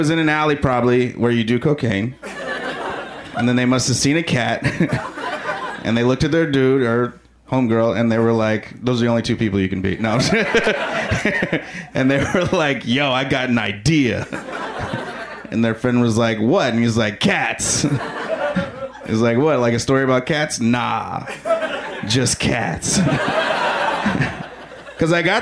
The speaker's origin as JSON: {"language": "English", "town": "Chicago", "region": "Illinois", "country": "United States", "said": "I am from Chicago"}